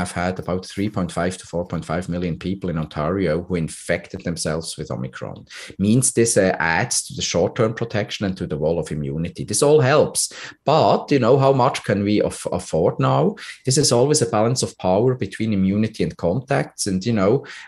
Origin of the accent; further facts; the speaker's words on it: Switzerland; now in Canada; my home country, Switzerland